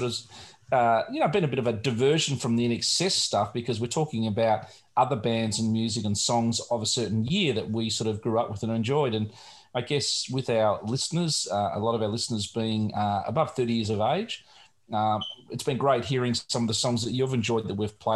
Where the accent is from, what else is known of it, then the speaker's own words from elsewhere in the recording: Australia; as an Australian growing up here